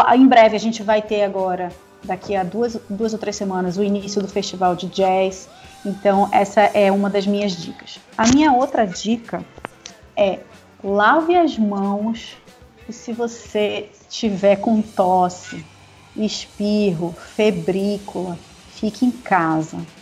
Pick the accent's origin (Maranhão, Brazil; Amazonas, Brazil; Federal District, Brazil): Amazonas, Brazil; Manaus; como boa manauara bairrista